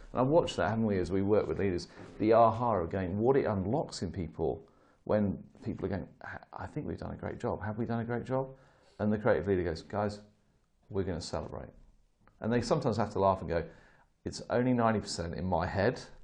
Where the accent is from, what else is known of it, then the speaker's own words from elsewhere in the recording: United Kingdom; as a Brit